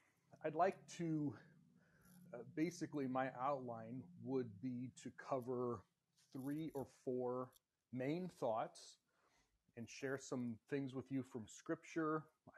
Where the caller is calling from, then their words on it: Indiana, United States; I'm calling from the United States, from Indiana, where it is very cold still.